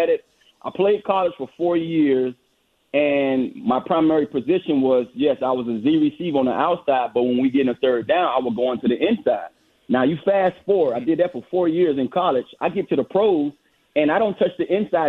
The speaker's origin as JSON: {"language": "English", "town": "Miami", "region": "Florida", "country": "United States", "tie": "born or raised there", "said": "I'm a Florida guy. I grew up in Miami, Florida"}